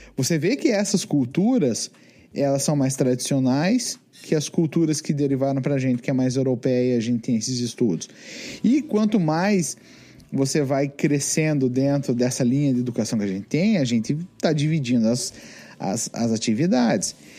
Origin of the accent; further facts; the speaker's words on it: Brazil; now in North America; Eu nasci no Brasil